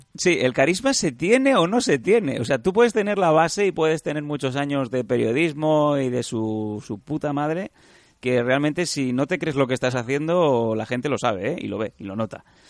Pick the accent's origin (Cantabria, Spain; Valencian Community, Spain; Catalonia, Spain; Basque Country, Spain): Catalonia, Spain; accent: Catalan; el catalán, por mi zona, el inglés y tal